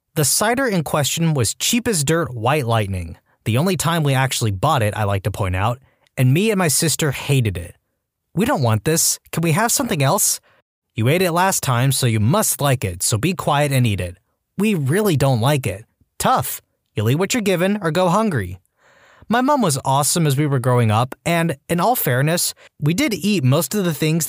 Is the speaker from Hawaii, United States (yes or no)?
yes; Hawaii, United States; Growing up in Hawaii, I didn't think anything of it.